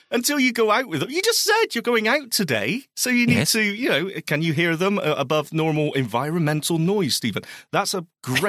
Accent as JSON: {"language": "English", "region": "Scotland", "country": "United Kingdom", "said": "It's my home country."}